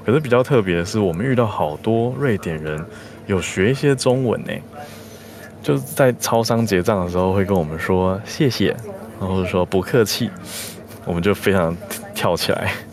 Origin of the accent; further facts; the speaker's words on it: Taiwan; 我是台湾人